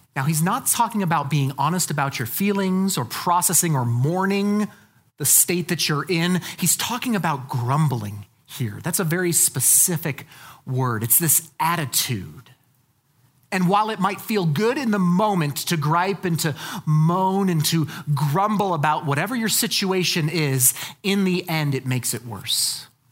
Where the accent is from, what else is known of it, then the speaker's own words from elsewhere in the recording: Colorado, United States; I'm from Colorado